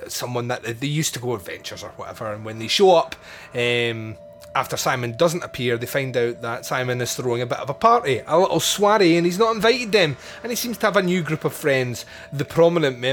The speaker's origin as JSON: {"language": "English", "region": "Scotland", "country": "United Kingdom", "tie": "born or raised there", "said": "growing up in Scotland"}